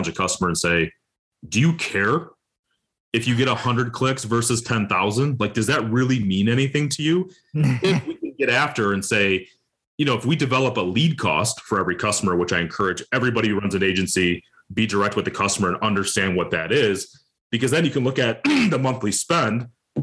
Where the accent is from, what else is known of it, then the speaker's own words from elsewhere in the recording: Detroit, Michigan, United States; I'm from Detroit, Michigan suburb, you know, so big motor city